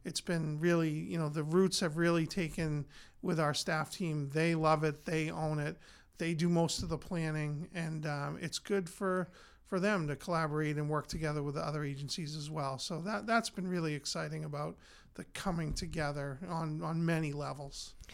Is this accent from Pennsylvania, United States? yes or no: no; North Andover, Massachusetts, United States; I grew up here in North Andover, attended North Andover Public Schools, uh, graduated from North Andover High School in 1985